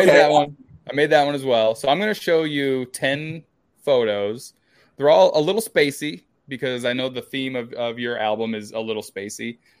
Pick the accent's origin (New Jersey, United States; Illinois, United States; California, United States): Illinois, United States; I'm from the Midwest. I told you I'm from Illinois. Like here in Illinois, like our desert is just cornfields. There's cornfields everywhere.